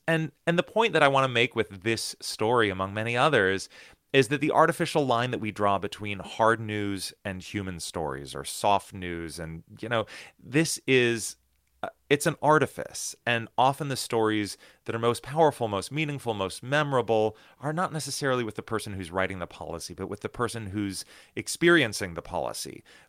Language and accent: English; United States; growing up in the United States, I had been incredibly lucky to live in this country that has two enormous oceans on either side of it